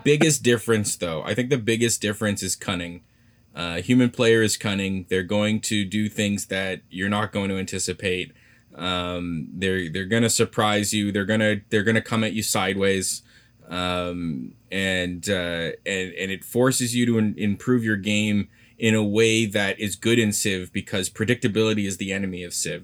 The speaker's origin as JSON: {"language": "English", "country": "Canada", "said": "I'm Canadian"}